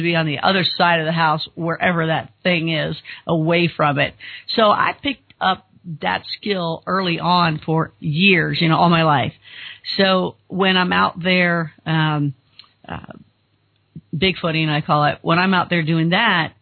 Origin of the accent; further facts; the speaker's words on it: Kentucky, United States; we're both from Kentucky